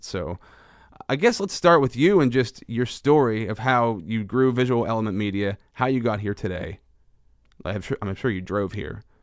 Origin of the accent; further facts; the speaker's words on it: central Pennsylvania, United States; I like to feature local business in central Pennsylvania. That's where I'm from